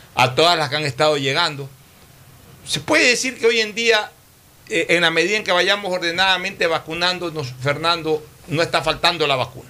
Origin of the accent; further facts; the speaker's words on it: Guayaquil, Guayas, Ecuador; como guayaquileño